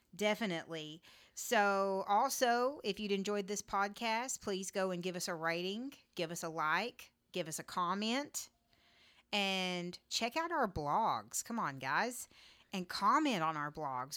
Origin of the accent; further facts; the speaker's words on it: Texas, United States; I'm a Texan